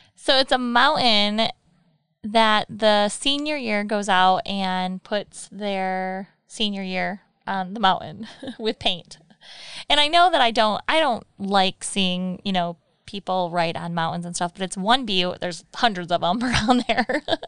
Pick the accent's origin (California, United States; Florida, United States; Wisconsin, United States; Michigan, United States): Michigan, United States; we're from Michigan, so we're fudge knobs